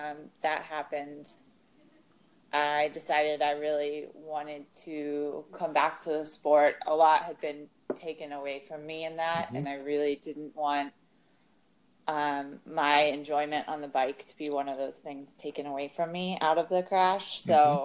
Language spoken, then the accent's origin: English; Pittsburgh, Pennsylvania, United States; Well, I'm originally from Pittsburgh, and I grew up doing swimming and doing some running.